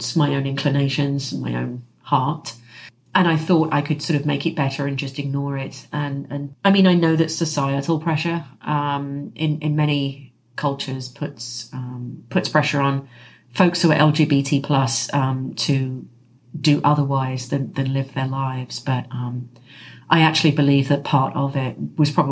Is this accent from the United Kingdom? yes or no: yes; England, United Kingdom; moved away as an adult; also born or lived in New York City, United States; by the time I was 27, I emigrated from the United Kingdom to the United States, and I lived in New York City. I lived there for 16 years, and I actually moved from England to the United States for love